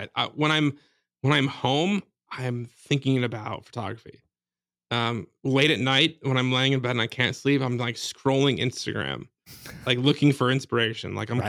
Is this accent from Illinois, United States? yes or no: yes; Chicago, Illinois, United States; also born or lived in Michigan / Iowa; A Chicago area.